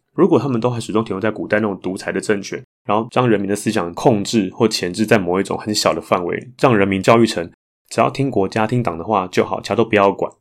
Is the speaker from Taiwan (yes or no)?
yes; Taiwan; 从小就在台湾长大